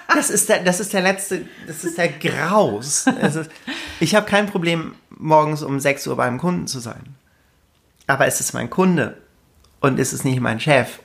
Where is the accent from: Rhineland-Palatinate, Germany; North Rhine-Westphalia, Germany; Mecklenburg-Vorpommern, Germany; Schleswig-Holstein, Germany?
Schleswig-Holstein, Germany; Lübeck; also born or lived in Karlsruhe; now in Alsace, France; ich komme aus Lübeck, bin inzwischen im Süden gelandet, ähm, arbeite in Karlsruhe, lebe im Elsass.